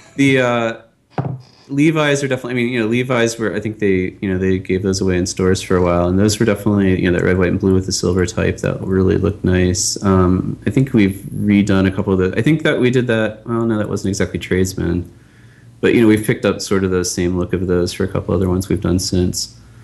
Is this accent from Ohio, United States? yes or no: no; Pittsburgh, Pennsylvania, United States; I'm from Pittsburgh, and I was you know a Pirates fan growing up